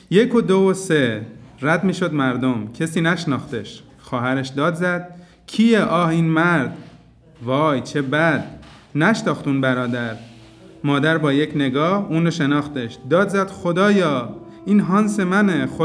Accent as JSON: {"language": "German", "country": "Iran", "second_language": "German", "moved": "as an adult", "lives_now": "Austria", "said": "ich komme aus dem Iran. Ich bin in Österreich schon zwei Jahre ich äh, arbeite in AKH und ja, ich bin Arzt."}